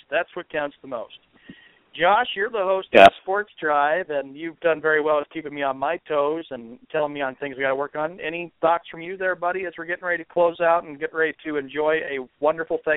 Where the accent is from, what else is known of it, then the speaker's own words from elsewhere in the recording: Boston, Massachusetts, United States; As a Bostonian sports fan, it is an honor and a privilege to be working with you guys